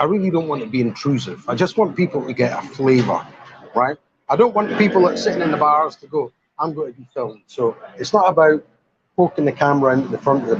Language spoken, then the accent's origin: English; Aberdeenshire, Scotland, United Kingdom; also born or lived in Dunkeld; now in Pattaya, Thailand; I'm a mongrel. Aberdeen, Ochnagat, Dunkeld.